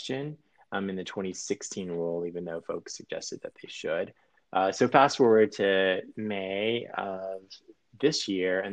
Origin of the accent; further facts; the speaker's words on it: Georgia, United States; moved away as an adult; also born or lived in Anchorage, Alaska; I grew up in Georgia and finished law school in Georgia and then moved to Anchorage, Alaska, of all places.